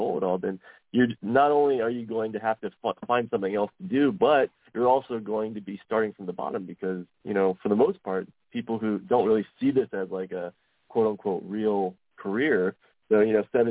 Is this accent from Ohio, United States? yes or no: yes; Delaware, Ohio, United States; moved away as an adult; also born or lived in Columbus, Ohio / San Diego; I grew up in Delaware, Ohio, kind of out in the farmlands